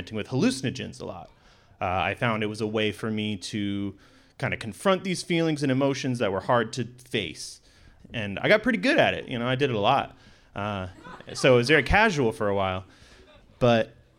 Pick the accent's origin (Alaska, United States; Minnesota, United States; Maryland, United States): Alaska, United States; Sitka; I grew up here in Sitka with a typical fishing family